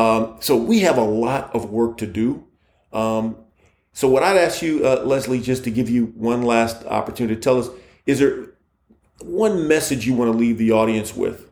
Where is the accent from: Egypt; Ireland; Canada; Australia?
Egypt; I'm from Egypt, he's from Egypt.